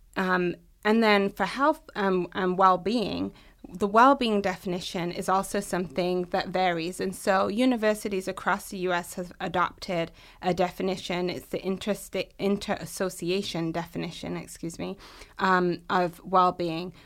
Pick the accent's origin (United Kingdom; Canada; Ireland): United Kingdom; England; moved away as an adult; also born or lived in Massachusetts, United States; now in Michigan, United States; I'm originally from the U K, born and raised in England, and I've lived in the U S sixteen years.